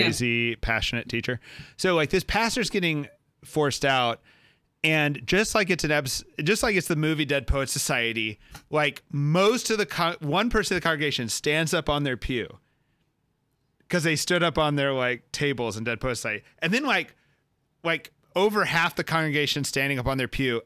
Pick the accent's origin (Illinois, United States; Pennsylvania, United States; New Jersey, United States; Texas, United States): Texas, United States; born or raised there